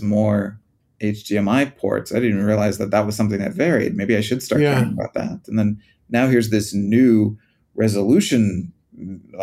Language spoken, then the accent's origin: English; United States; moved away; When I was growing up in the States